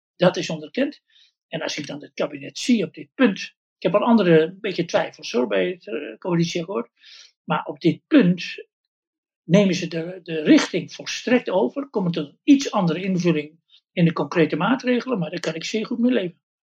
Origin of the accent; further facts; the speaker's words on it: Westland, South Holland, Netherlands; bij ons in het Westland